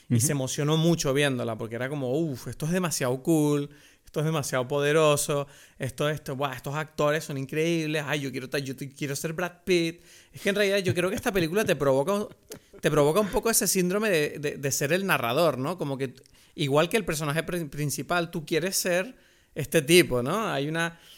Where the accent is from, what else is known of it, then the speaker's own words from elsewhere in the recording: Venezuela; Somos unos venezolanos mayores aquí disfrutando de la vida.